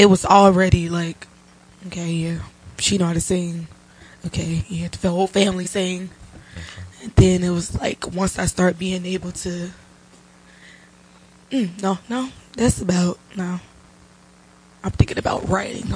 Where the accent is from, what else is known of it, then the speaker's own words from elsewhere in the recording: Cincinnati, Ohio, United States; I am from Cincinnati, Ohio.